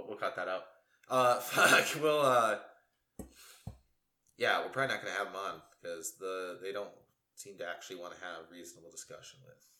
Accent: West Branch, Michigan, United States; my hometown, which our hometown, yeah, which is known as the Bigfoot capital of Michigan.

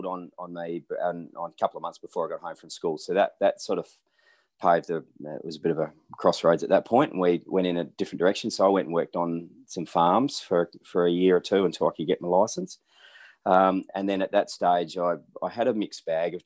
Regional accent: middle of Western Australia, Australia; also born or lived in Naracoorte/Bordertown area, South Australia / Adelaide, South Australia / Perth, Western Australia; draw a pinpoint in the middle of WA, and that was pretty close to where I grew up or finished schooling

